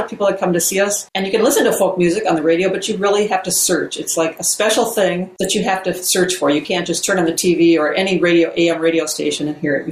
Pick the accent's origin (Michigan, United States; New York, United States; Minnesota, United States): Minnesota, United States; moved away as an adult; also born or lived in Santa Cruz, California; I'm from Minnesota. I went to school at St. Cloud State.